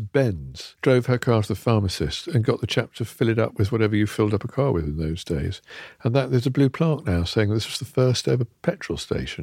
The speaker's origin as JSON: {"language": "English", "area": "near Charleston, Northamptonshire", "region": "East Midlands", "country": "United Kingdom", "tie": "born or raised there", "said": "When I was a kid, I grew up near Charleston, Northamptonshire"}